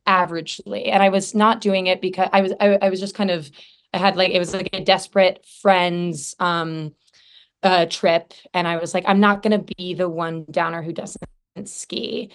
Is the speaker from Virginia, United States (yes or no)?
no; Idaho, United States; now in Los Angeles, United States; I'm from Idaho